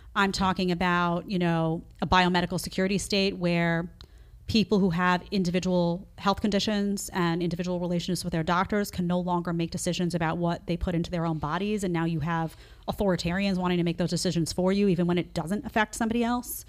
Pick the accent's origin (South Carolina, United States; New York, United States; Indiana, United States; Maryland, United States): New York, United States; New York City; I grew up in New York City, around a bunch of liberals